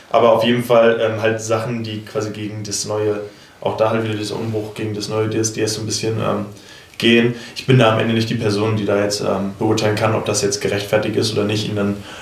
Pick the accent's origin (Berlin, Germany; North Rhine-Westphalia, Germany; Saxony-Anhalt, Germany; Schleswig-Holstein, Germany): Schleswig-Holstein, Germany; Kronsburg; ich bin einfach hier in Kronzburg aufgewachsen, ne, bei in, einem, in einer glücklichen Familie, sag ich mal, ohne Probleme, ohne Flucht, ohne alles